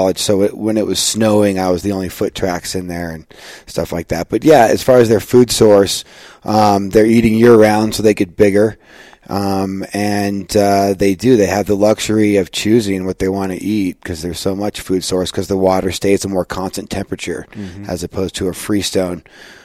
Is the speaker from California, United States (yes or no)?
no; Denver, Colorado, United States; I come from Denver, Colorado. Born there in 1976. Grew up fishing all over the Rocky Mountains